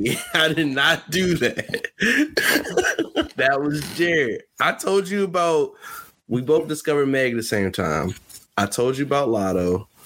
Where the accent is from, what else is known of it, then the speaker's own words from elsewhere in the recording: Maryland, United States; We're both from Maryland